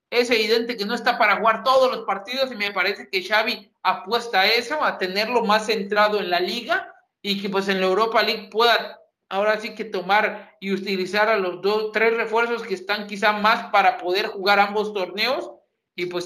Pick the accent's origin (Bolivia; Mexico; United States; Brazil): Mexico; que es la que más nos preocupa y la que más nos ocupa, debido a que, pues, somos mexicanos.